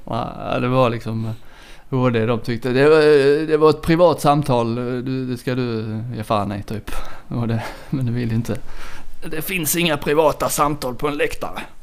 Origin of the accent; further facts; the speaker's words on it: Kristianstad, Skåne, Sweden; jag är från Kristianstad